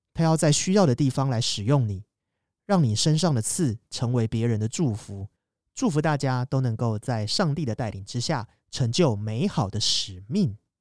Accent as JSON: {"language": "Chinese", "region": "Kaohsiung", "country": "Taiwan", "moved": "as an adult", "said": "未来打算就回高雄找工作"}